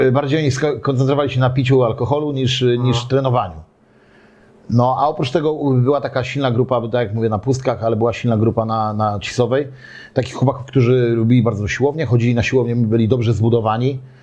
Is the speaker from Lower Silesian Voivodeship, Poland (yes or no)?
no; Gdynia, Pomeranian Voivodeship, Poland; urodziłem się, ogólnie urodziłem się w Orłowie, ale mieszkałem na Chylonii Y, do trzeciego roku życia